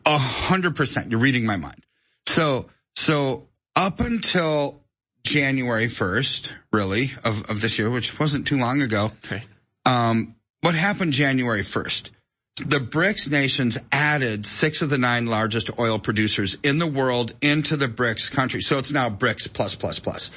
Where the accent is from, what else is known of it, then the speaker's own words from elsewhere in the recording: United States; I'm an American